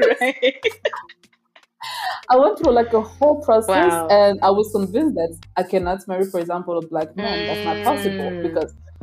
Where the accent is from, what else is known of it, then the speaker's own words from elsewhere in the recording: Brussels, Brussels-Capital Region, Belgium; moved away as an adult; also born or lived in New York; now in Rwanda; I was born in Rwanda in 94. And when I was about three, we moved to Belgium, to Brussels, the entire family